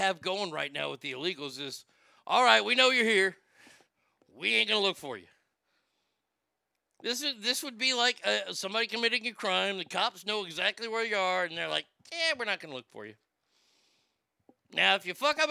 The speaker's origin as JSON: {"language": "English", "region": "Texas", "country": "United States", "tie": "born or raised there", "said": "I grew up in Texas"}